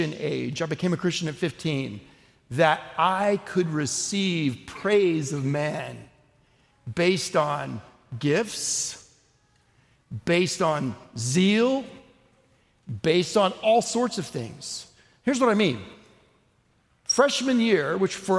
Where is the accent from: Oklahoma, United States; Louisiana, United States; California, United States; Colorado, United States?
Oklahoma, United States; I'm from Oklahoma.